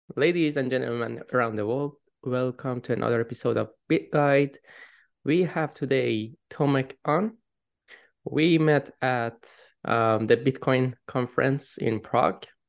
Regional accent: Iran; moved away; I come from Iran. It was a very a limited, restricted country

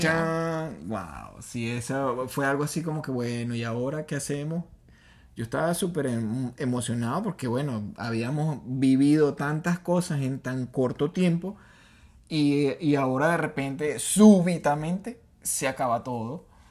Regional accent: Venezuela; nosotros los venezolanos

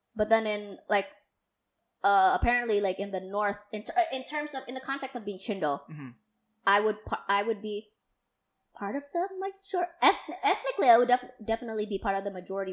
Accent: Jakarta, Indonesia; I grew up in Pandakinda

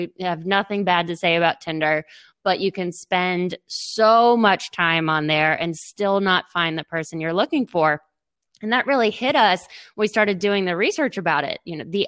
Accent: Boston, Massachusetts, United States; now in New Orleans, United States; We're originally from Boston, but our family's from down here.

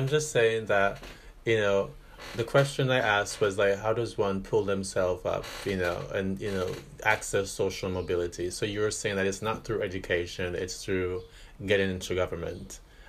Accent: Jamaica; now in Paris, France; I didn't grow up here. You know, I'm from Jamaica.

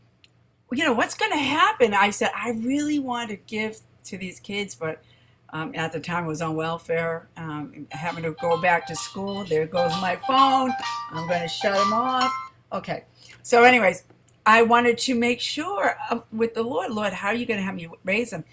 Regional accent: Randolph, Massachusetts, United States; I'm from greater Boston, Randolph specifically

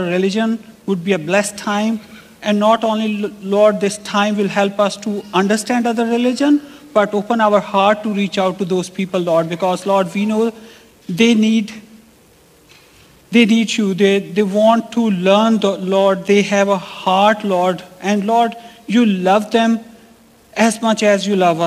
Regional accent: Pakistan; first language Urdu; English is a second language; moved away; Pakistani, I'm from Pakistan

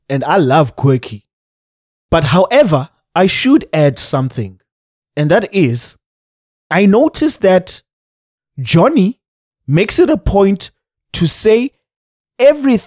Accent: Cape Town, Western Cape, South Africa; I am from Gugule to Cape Town, South Africa.

